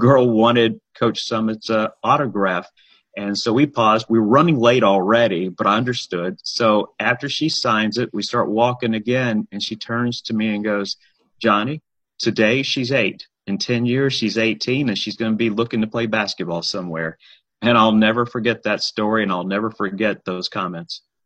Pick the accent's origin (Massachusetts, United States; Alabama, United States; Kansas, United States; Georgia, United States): Alabama, United States; Huntsville; moved away as an adult; also born or lived in Birmingham, Alabama / Decatur, Alabama / Nashville, Tennessee; there was a high school game going on in Huntsville. That's where I, I grew up